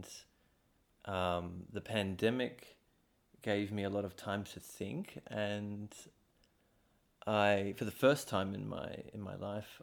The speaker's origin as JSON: {"language": "English", "country": "Australia", "moved": "yes", "lives_now": "Latvia", "said": "I'm not a European citizen and I'm Australian"}